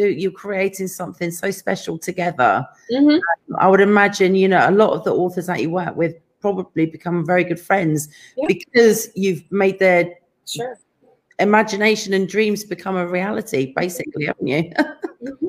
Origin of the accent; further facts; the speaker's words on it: England, United Kingdom; now in California, United States; I'm from England